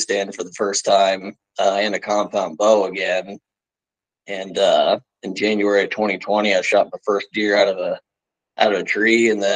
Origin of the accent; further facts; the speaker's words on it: Bonne Terre, Missouri, United States; I was originally born in Bonterre, Missouri